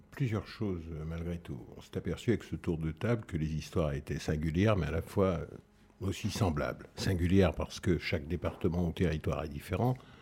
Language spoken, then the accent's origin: French; France; moved away; Nous sommes Français et nous ne sommes pas traités comme les autres Français